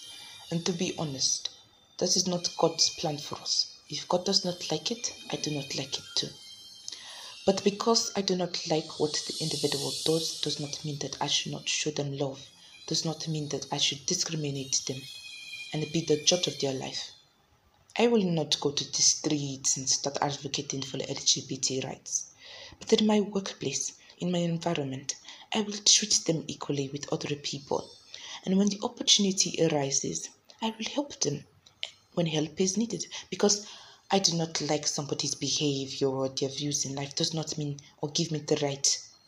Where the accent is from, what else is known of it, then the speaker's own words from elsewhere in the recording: Iran; born there; moved away; I was born in Iran to a Muslim family. I left Iran some years ago and became Jewish